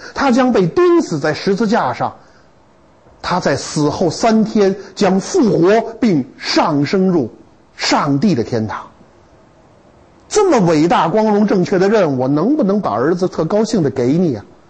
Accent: China; 我们中国人聪明极了

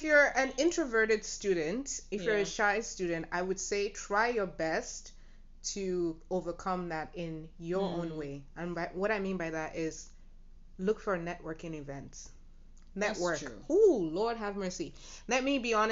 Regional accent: Nigeria; my Nigerian people

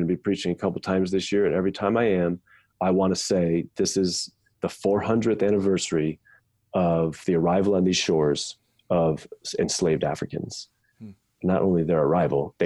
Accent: United States; as an American, I was raised to understand that I have all these rights

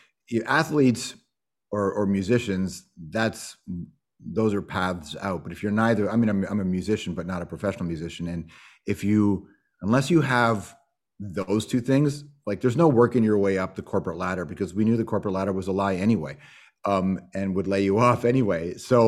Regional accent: Toronto, Ontario, Canada; also born or lived in Malton; Yeah, I'm from Toronto, Rexdale, Jane and Wilson, and then I moved to Malton. I think I was in grade four, something like that is when I first moved to Malton, right by the airport.

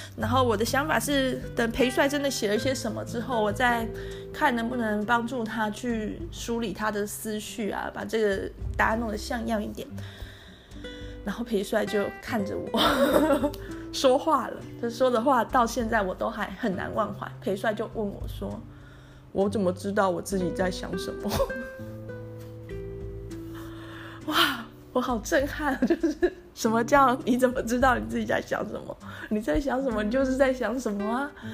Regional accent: Tainan, Taiwan; 我住家里，我是台南人

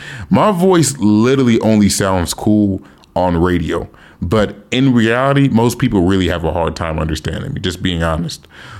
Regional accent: Dominican Republic; accent: Dominican; English is a second language; when I speak in my Dominican accent or Caribbean accent, when I say word, it sounds more native.

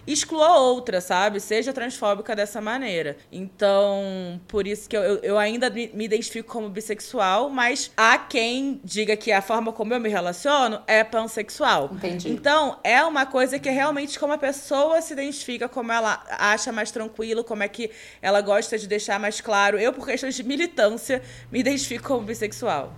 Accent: Rio de Janeiro, Brazil; moved away as an adult; now in São Paulo, Brazil; eu sou carioca, sou humorista, moro em São Paulo há mais ou menos, vai fazer quatro anos esse ano

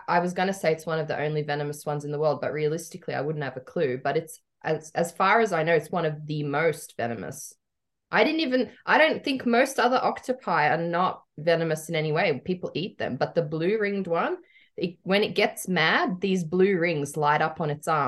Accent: Melbourne, Victoria, Australia; I grew up in Melbourne

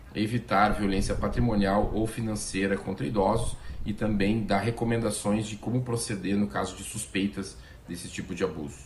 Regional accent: Rio Grande, Rio Grande do Sul, Brazil; now in Porto Alegre, Brazil; Mas com dois mesinhos de vida bem bonitinho, eu fui para Rio Grande

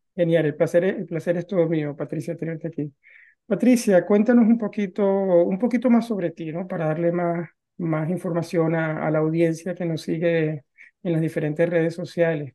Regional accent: Venezuela; moved away as an adult; now in Norway; los dos somos venezolanos, también salí de Venezuela y me vine a vivir a Noruega

